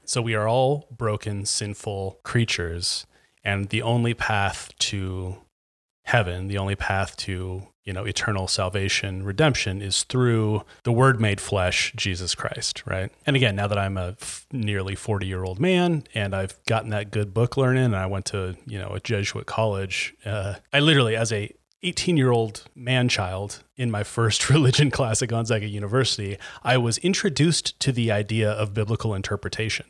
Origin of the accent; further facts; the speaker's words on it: Chattahoochee, Florida, United States; moved away; the people I grew up with in Chattahoochee